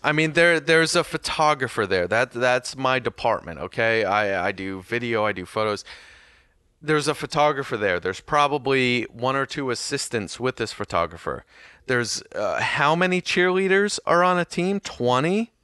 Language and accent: English; United States; I'm American, and I don't pronounce it with two Ts